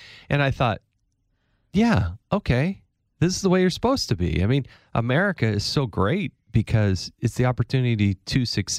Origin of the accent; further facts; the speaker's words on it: Granby, Colorado, United States; also born or lived in California / Arizona; So I was born in Northern California, lived in Southern California, moved to Arizona, graduated high school in Colorado. So we kind of bounced around a little bit.